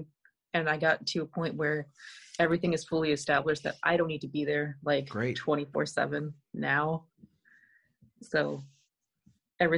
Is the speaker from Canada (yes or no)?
yes; Canada; now in Connecticut, United States; I grew up in Canada